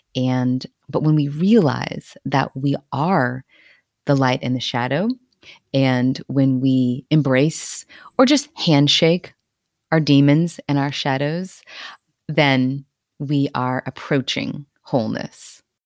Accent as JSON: {"language": "English", "area": "Cajun", "region": "Louisiana", "country": "United States", "said": "I'm also Cajun, so, right, all our bloodlines are all mixed and mashed and mingled."}